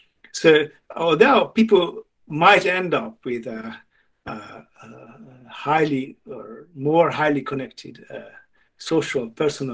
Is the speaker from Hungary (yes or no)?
yes; Hungary; now in England, United Kingdom; I grew up in Hungary, where it was okay to not to like classical music without it being a signal, and now I live in England